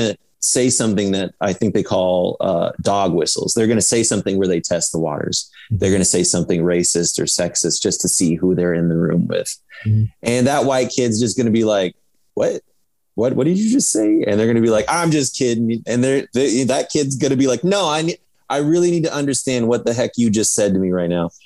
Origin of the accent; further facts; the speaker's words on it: Iowa, United States; growing up in Iowa